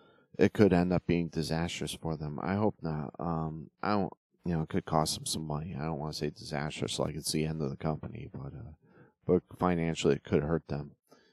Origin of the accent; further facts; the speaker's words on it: Northeast, United States; I grew up in the Northeast, so I didn't get to see a lot of the Von Erichs.